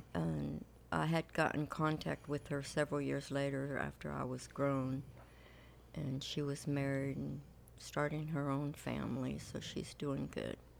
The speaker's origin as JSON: {"language": "English", "town": "Compton", "region": "California", "country": "United States", "tie": "born or raised there", "also_born_or_lived": "Lynwood, California", "said": "Well, I grew up in California. I'm from Linwood and Compton."}